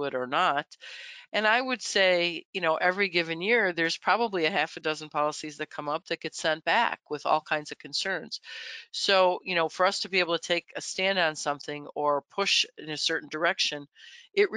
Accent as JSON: {"language": "English", "town": "Buffalo", "region": "New York", "country": "United States", "tie": "born or raised there", "said": "I'm from Buffalo"}